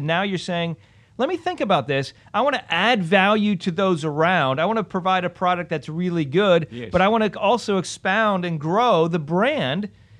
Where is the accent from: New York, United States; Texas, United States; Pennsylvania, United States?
Pennsylvania, United States; I grew up in Pennsylvania, smaller town.